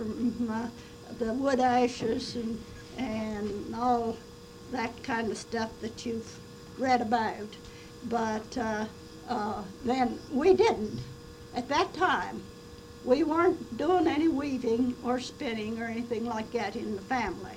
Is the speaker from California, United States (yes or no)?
no; West Virginia, United States; I was born in May the 1st, 1910, in a little log cabin in the hills of West Virginia.